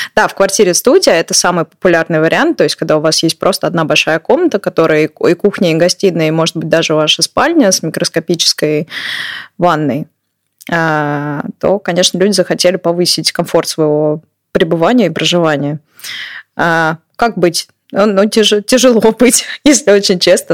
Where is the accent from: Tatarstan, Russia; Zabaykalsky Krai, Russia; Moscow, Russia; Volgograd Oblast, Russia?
Moscow, Russia; moved away as an adult; now in Utrecht, Netherlands; я как человек из Москвы